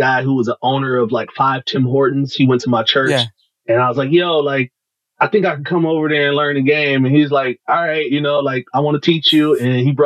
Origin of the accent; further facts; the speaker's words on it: Detroit, Michigan, United States; I'm from Detroit, right? So, Detroit born and raised